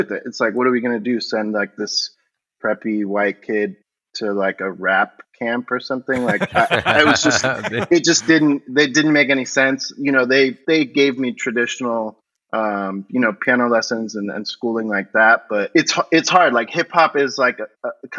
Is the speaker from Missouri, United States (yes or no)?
no; Miami, Florida, United States; I grew up in Florida in Miami